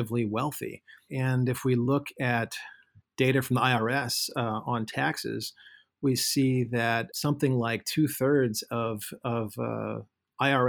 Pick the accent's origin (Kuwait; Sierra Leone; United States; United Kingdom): United States; St. Louis, Missouri; my hometown of St. Louis